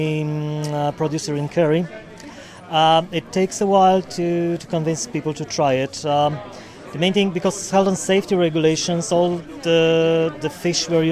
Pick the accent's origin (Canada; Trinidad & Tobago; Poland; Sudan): Poland; moved away as an adult; now in Dingle, Ireland; I'm originally from Poland, but I'm living in Dingle for the last 11 years.